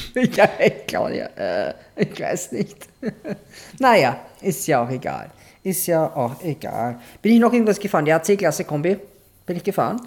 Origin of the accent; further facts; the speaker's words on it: Austria; wo wir, also wo Austria ist